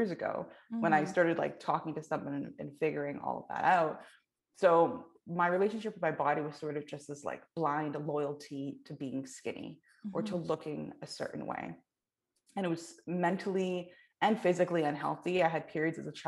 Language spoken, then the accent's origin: English; Canada; I was like born and raised in the South Asian community, but then also like within Canada